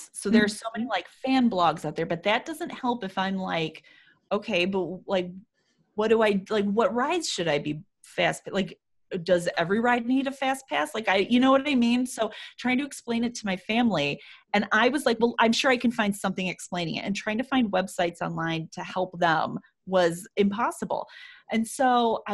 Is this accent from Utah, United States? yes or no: no; Chicago, Illinois, United States; we used to drive there when I was younger from Chicago